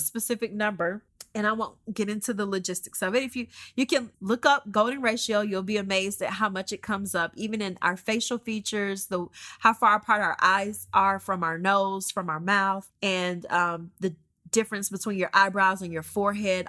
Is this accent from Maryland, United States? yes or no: no; Georgia, United States; moved away as an adult; also born or lived in Columbus, Georgia; now in Oklahoma, United States; We grew up in Georgia. We've been in Georgia, um, since I was born